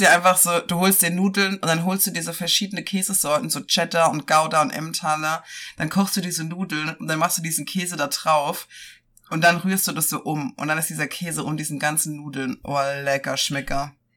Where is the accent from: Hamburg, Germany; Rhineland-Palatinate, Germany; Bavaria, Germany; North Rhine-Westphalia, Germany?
Rhineland-Palatinate, Germany; moved away; bei uns in der Pfalz